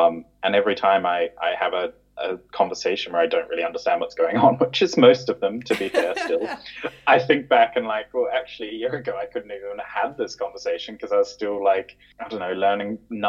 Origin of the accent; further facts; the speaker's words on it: New Zealand; moved away as an adult; also born or lived in London; now in Germany; I'm originally from New Zealand. I grew up in a very small town. My parents have a farm, and it's in the middle of the North Island, so halfway between Auckland and Wellington.